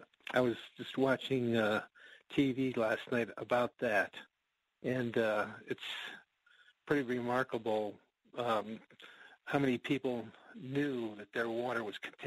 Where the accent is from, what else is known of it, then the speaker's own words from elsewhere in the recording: Cleveland, Ohio, United States; now in Pennsylvania, United States; I was born and raised in Cleveland, Ohio, overlooking a steel mill. So, right near where the Cuyahoga River caught on fire